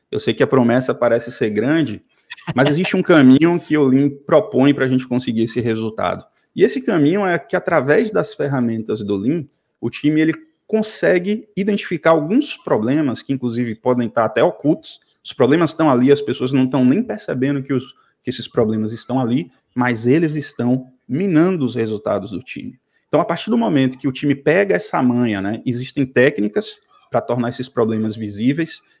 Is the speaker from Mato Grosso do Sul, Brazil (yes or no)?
no; Salvador, Bahia, Brazil; eu sou de Salvador, como você já falou, cara.